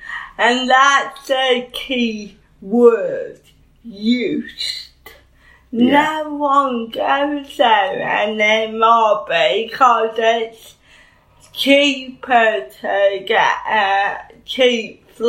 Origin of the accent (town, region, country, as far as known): Bridlington, Yorkshire and the Humber, United Kingdom; born or raised there